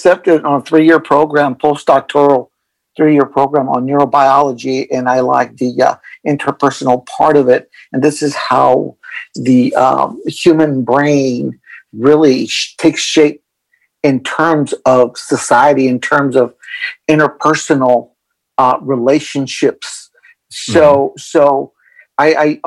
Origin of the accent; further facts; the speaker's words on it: El Paso, Texas, United States; moved away as an adult; I'm originally from El Paso, Texas. Mm-hmm. I grew up in El Paso, Texas, graduated from high school, then joined the Marine Corps